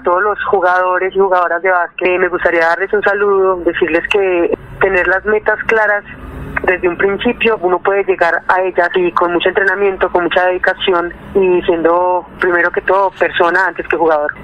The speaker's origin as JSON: {"language": "Spanish", "town": "Barbosa", "region": "Santander", "country": "Colombia", "tie": "born or raised there", "also_born_or_lived": "Boyacá", "moved": "yes", "lives_now": "Bogotá, Colombia", "said": "yo soy de Barbosa Santander, nací allá, eh, seis años en Bogotá"}